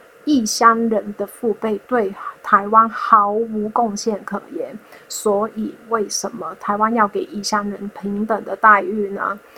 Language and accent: Chinese; Hong Kong; moved away as an adult; now in Taiwan; 我在二零一三年从香港来到台湾念大学，成为港澳侨生，在一八年的时候毕业。